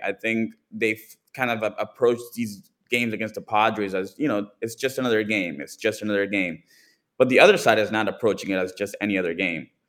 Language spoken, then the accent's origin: English; East Coast, United States; moved away; I'm from the East Coast